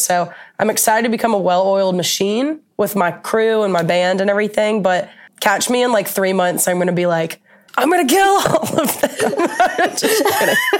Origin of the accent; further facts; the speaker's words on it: Atlanta, Georgia, United States; now in Nashville, United States; I'm from Atlanta